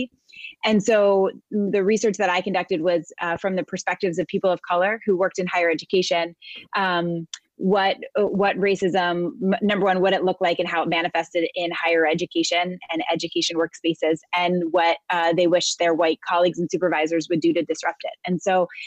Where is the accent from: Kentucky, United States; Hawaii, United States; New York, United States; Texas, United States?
New York, United States; New York City; I am a New Yorker, born and raised. I live most of my life in and around New York City area